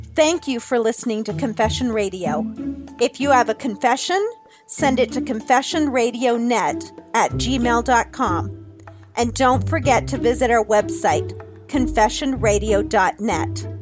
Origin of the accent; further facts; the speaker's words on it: Ohio, United States; my home state of Ohio